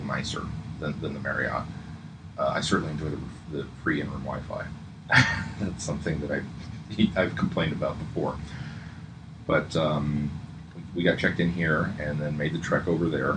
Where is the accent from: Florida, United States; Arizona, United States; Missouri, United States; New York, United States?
Missouri, United States; Kansas City; we're from Kansas City, which is kind of the home of barbecue